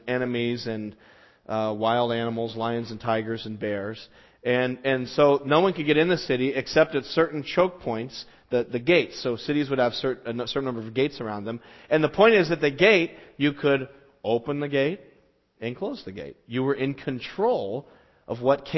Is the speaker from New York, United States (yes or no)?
no; Las Vegas, Nevada, United States; moved away; where I grew up in Las Vegas